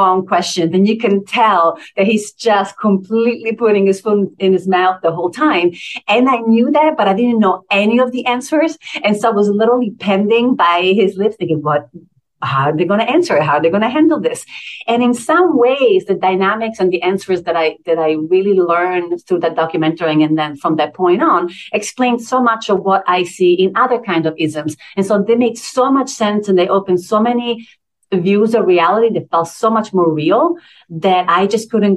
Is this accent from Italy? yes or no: yes; Italy; English is a second language; moved away as an adult; now in United States; I grew up in Italy since I was 19